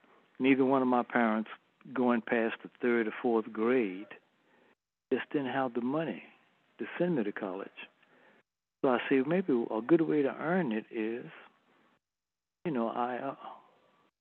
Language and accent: English; Lake Charles, Louisiana, United States; also born or lived in Mangham, Louisiana; I was raised in Lake Charles. I was born in a little town called Manny, Louisiana